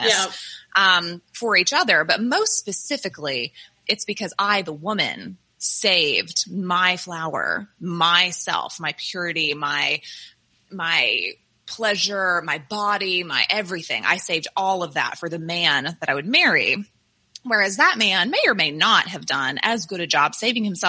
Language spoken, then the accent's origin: English; the South, United States; I grew up in the South, in the Bible Belt